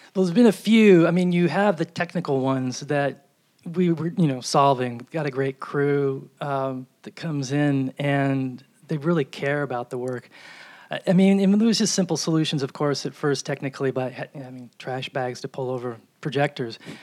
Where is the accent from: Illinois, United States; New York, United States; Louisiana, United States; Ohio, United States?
New York, United States; moved away; I'm from New York